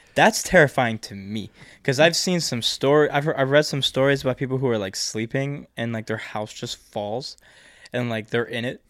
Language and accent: English; United States; being an American in the East